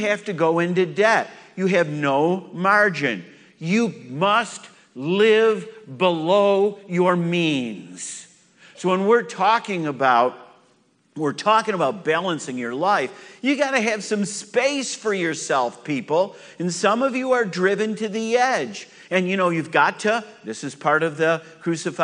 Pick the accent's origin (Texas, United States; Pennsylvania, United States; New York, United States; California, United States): New York, United States; moved away; I'm from New York. I'm used to cold weather